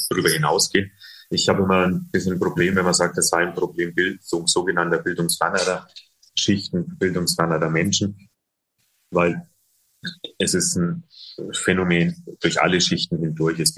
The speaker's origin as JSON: {"language": "German", "town": "Bayreuth", "region": "Bavaria", "country": "Germany", "tie": "born or raised there", "said": "Es äh, gibt auch in meiner Heimatstadt Bayreuth gab es ein äh, Projekt von der Tafel"}